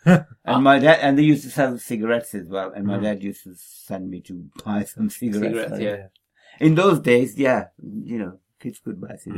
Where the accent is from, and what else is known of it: Derby, East Midlands, United Kingdom; born or raised there